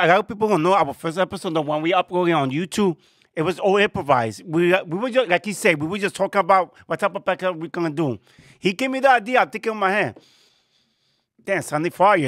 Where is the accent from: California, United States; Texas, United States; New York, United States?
New York, United States; New York City; I was born here in New York in the Bronx